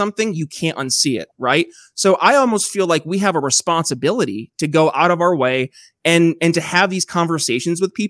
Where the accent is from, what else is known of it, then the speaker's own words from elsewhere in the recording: Northern New York, United States; moved away as an adult; also born or lived in Philadelphia; now in Eastern Indiana, United States; I'm from a small town originally myself up in Northern New York